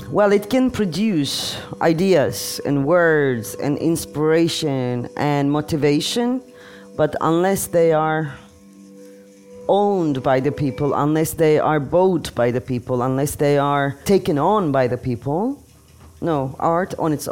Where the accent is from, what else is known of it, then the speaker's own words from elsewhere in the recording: Turkey; English is a second language; moved away; Yeah. My country.